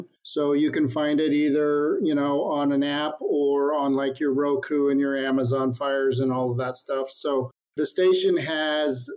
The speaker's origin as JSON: {"language": "English", "region": "Midwest", "country": "United States", "tie": "born or raised there", "said": "I grew up in the Midwest on a small town farm"}